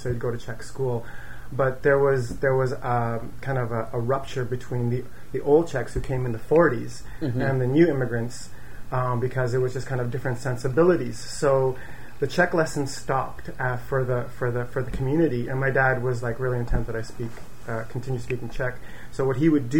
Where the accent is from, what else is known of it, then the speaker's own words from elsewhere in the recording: Winnipeg, Manitoba, Canada; moved away as an adult; now in Montreal, Canada; I grew up in Winnipeg